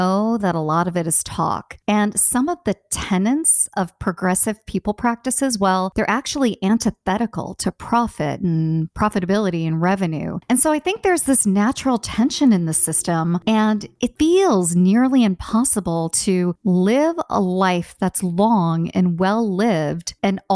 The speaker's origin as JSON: {"language": "English", "country": "United States", "said": "I'm American"}